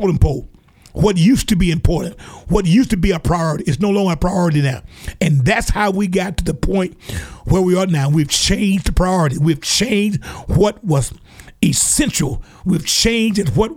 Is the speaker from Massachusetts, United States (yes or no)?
no; Alabama, United States; down here in my home state here in Alabama